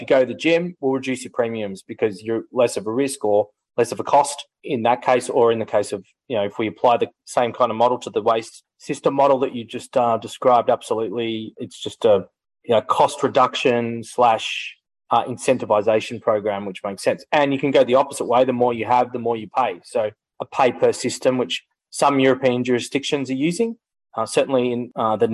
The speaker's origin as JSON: {"language": "English", "region": "Victoria", "country": "Australia", "said": "my home state of Victoria"}